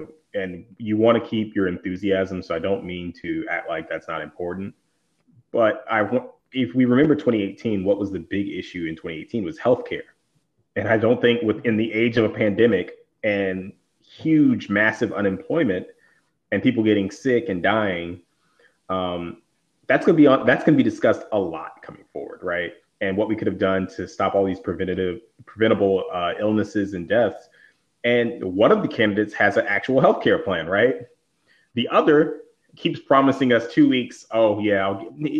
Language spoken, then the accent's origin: English; the South, United States; I'm from the South